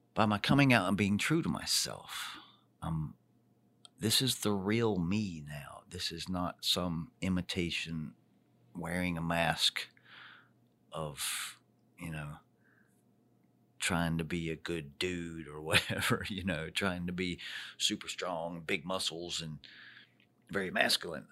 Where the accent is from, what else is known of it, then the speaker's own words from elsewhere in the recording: Charlotte, North Carolina, United States; my hometown right here, Charlotte, North Carolina, the Queen City